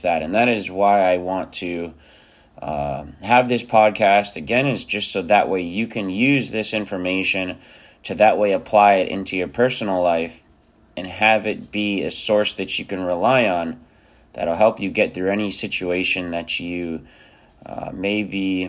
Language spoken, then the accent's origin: English; South Florida, United States; also born or lived in Romania; I grew up in South Florida.